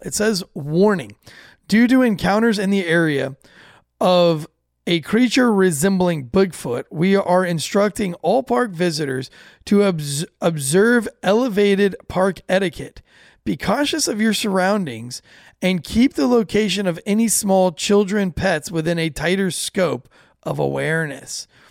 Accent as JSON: {"language": "English", "country": "United States", "said": "as an American"}